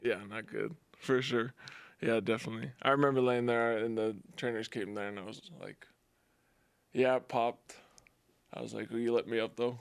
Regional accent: Las Vegas, Nevada, United States; moved away; my hometown

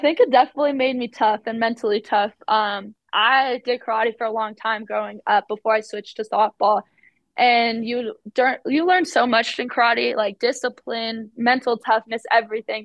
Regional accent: Arizona, United States; moved away as an adult; now in Utah, United States; I am from Arizona

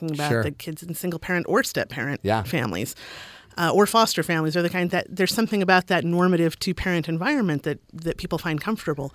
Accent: Boise, Idaho, United States; also born or lived in Ohio; now in Utah, United States; I grew up in Boise, Idaho

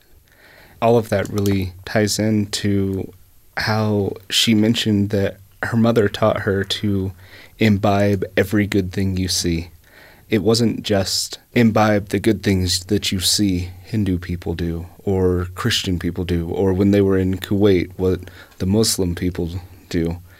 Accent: East Tennessee, United States; moved away; I grew up in East Tennessee

